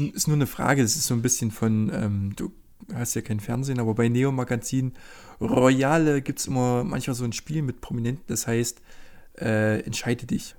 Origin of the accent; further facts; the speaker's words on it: Germany; hier als Deutscher